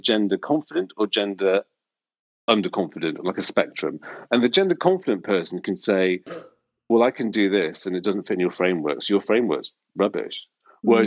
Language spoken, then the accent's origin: English; North Wales, United Kingdom; moved away as an adult; now in London, United Kingdom; I grew up in North Wales, and it's very, very, very Welsh, white, 1970s